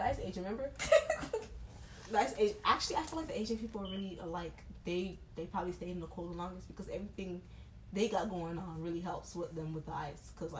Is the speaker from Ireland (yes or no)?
no; Haiti; they made us afraid to be Haitian